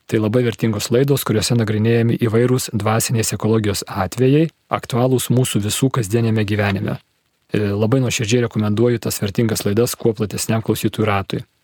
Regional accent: Kaunas, Kaunas County, Lithuania; Esu miestų vaikas, gimiau ir užaugau Kaune, man 54 metai, tokioj labai standartinėje sovietmečio situacijoje, tėvai inteligentai, patriotai

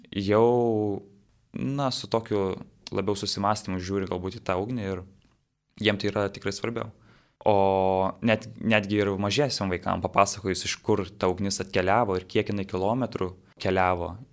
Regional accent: Jonava, Kaunas County, Lithuania; savo gimtajame mieste Jonavoje

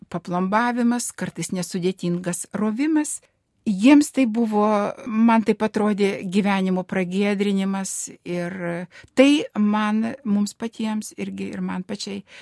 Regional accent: Dzūkija, Lithuania; moved away; iš, iš mano tėviškės, iš Dzukijos.

